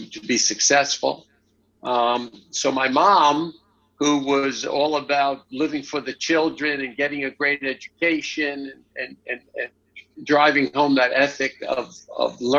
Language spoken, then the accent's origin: English; Lynbrook, New York, United States; accent: Long Island; I grew up outside of New York City on the South Shore of Long Island